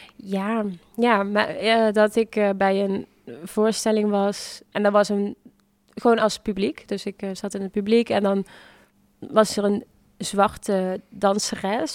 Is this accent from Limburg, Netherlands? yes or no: yes; Venlo, Limburg, Netherlands; moved away; also born or lived in The Hague; in principe ben ik hier wel geboren en getogen